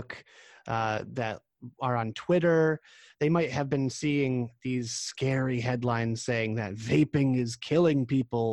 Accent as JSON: {"language": "English", "region": "Massachusetts", "country": "United States", "tie": "born or raised there", "said": "my home state of Massachusetts"}